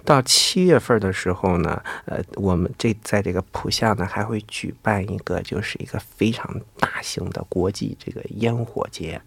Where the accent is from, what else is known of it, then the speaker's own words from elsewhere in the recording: China; 我们中国人呢，其实对钢铁的也是，呃，也是在苦苦地追求这个钢铁